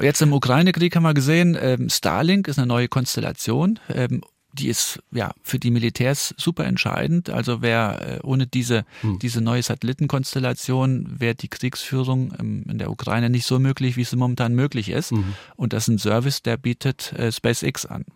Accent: northern Saarland, Germany; ich komme ja aus dem Nordsaarland

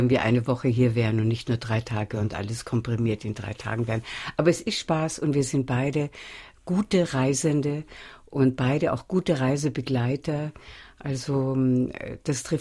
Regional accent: Vienna, Austria; ich bin Wienerin, meine Gaumenknospen sind etwas anders angelegt

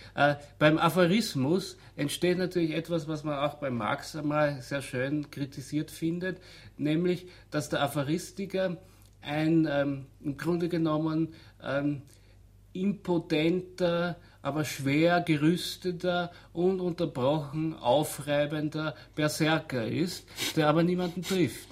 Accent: Austria; bei uns in Österreich

